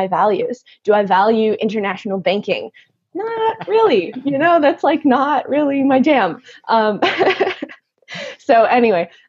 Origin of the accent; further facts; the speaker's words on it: Milwaukee, Wisconsin, United States; moved away as an adult; also born or lived in Germany; now in Boulder, United States; I'm from Milwaukee originally, so Wisconsin, born and bred, and now I live in Colorado